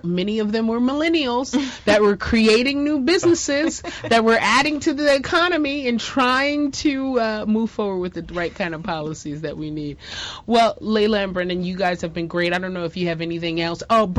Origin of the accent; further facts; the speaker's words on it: New York, United States; moved away as an adult; also born or lived in North Carolina; Now, I am from New York, so how in the world did I get to North Carolina? So I went to law school at the University of North Carolina, Chapel Hill. I went in the early 2000s